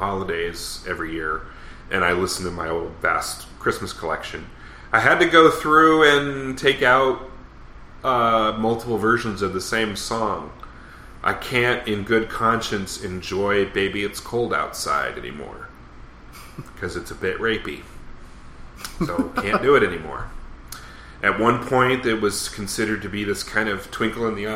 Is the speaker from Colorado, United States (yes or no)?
yes; Denver, Colorado, United States; now in Los Angeles, United States; Growing up in Denver